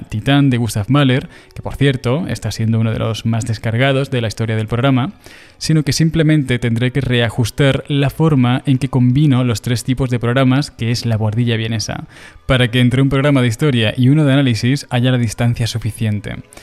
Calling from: Toledo, Castilla-La Mancha, Spain; Hola Juan, ¿qué hay? … de Toledo.

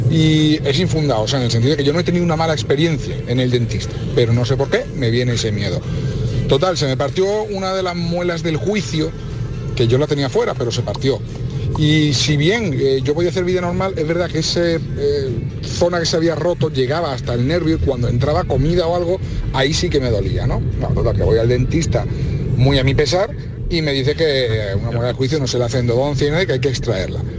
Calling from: Seville, Andalusia, Spain; Muy buenas tardes … de Sevilla.

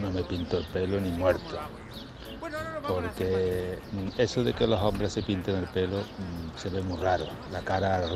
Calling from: Córdoba, Andalusia, Spain; Buenos días, amigos de Canal Sur … de Córdoba.

